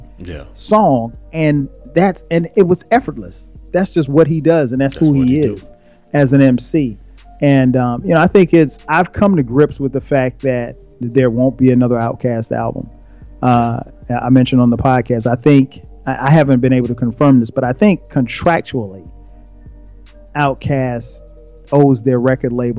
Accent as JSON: {"language": "English", "region": "the South", "country": "United States", "said": "I'm from the South"}